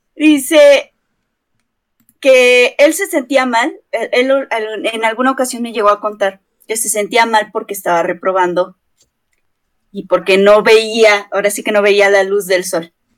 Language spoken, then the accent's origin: Spanish; Mexico; aquí en México usamos la palabra de puto genio